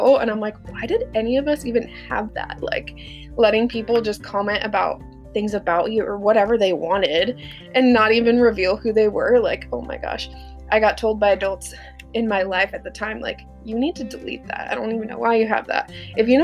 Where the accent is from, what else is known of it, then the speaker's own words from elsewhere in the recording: Lynden, Washington, United States; I grew up here in this little podunk town called Linden. It is just a little Dutch community